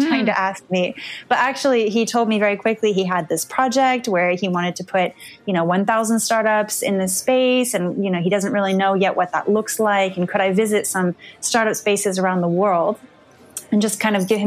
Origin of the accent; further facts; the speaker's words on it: Palo Alto, California, United States; now in France; I grew up in Silicon Valley in Palo Alto